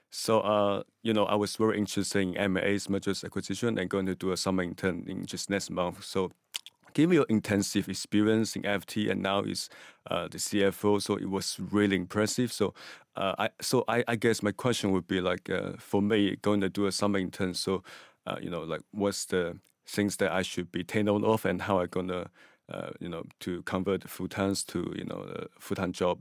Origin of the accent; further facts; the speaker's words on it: Hong Kong; also born or lived in Singapore; now in London, United Kingdom; I was from Hong Kong, China, and I was living in Singapore for five years.